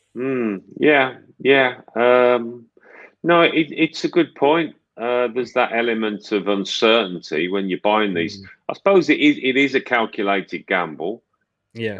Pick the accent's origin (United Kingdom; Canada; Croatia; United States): United Kingdom; Birmingham, West Midlands; I'm from Birmingham.